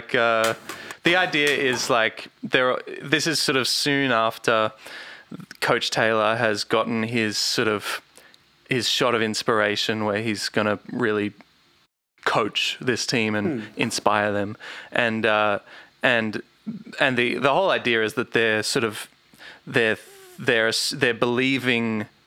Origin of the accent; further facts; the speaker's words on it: Australia; we're Australian